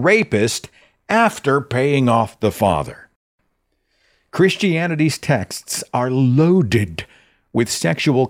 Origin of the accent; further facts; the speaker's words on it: Oklahoma, United States; Oklahoma, my home state